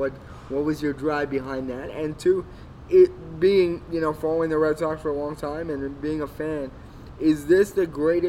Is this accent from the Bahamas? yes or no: no; Spruce Grove, Alberta, Canada; Spruce Grove, played for the Saints, my hometown.